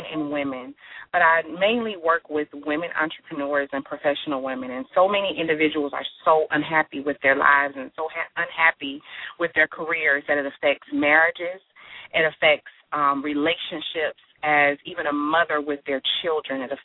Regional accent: Miami, Florida, United States; I am originally from Miami, Florida, and after graduating high school

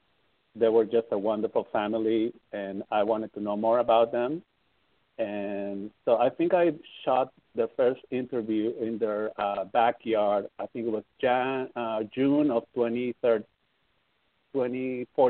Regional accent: Peru; also born or lived in Amsterdam; now in Los Angeles, United States; I'm from Peru. So I went to my country

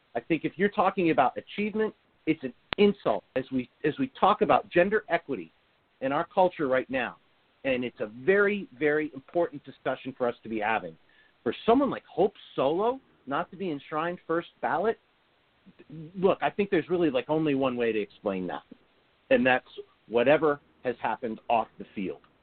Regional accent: United States; as an American growing up playing in the game

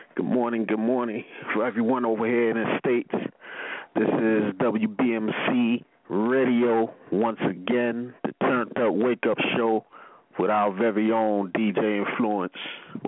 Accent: Sydney, New South Wales, Australia; I'm from Sydney, Australia.

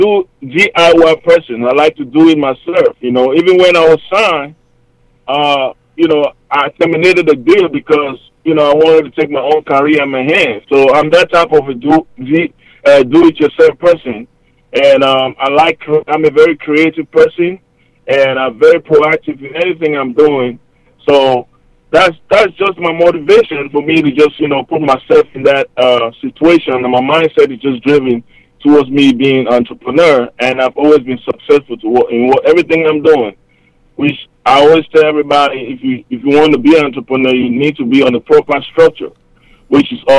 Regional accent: Hamburg, Germany; moved away as an adult; also born or lived in Cameroon; now in United States; I'm originally from Cameroon, 237 Stand Up. That's the middle part of West Africa, close to Nigeria. Then I moved to Germany at a young age

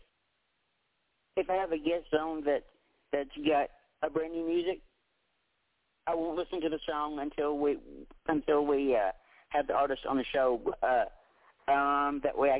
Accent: Tennessee, United States; I was born and raised right here in Tennessee

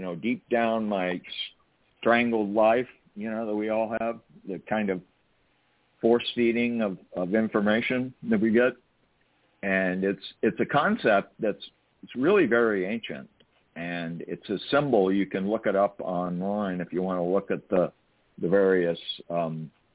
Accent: California, United States; I'm from California

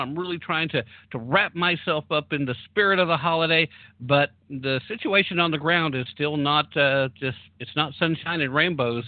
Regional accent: Tennessee, United States; born or raised there

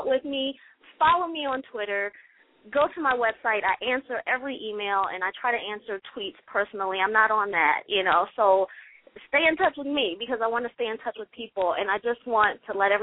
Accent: Baltimore, Maryland, United States; I'm from Baltimore

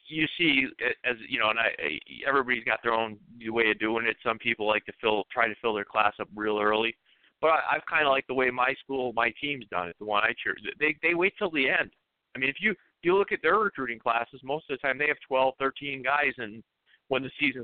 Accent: Florida, United States; I'm from South Florida. You know, it's warm, high humidity. I'm used to that.

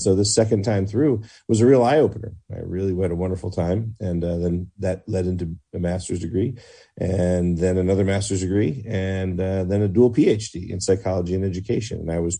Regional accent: Washington, District of Columbia, United States; moved away as an adult; now in Michigan, United States; I grew up around Washington, D.C.

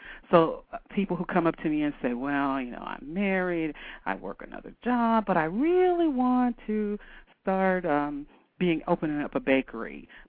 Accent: Canton, Ohio, United States; And we're talking about from Canton, Ohio. It's not quite the fashion capital of the world.

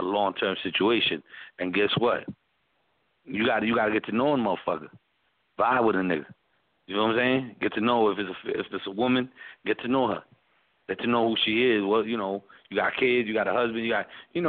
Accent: New York City, New York, United States; moved away as an adult; also born or lived in Atlanta; I'm originally from the Bronx, you know, born and raised in New York, man, for 30-plus years of my life

